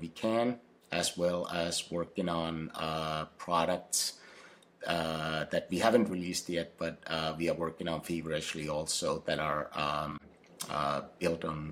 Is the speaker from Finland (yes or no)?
yes; Finland; English is a second language; now in Seattle, United States; I grew up in Finland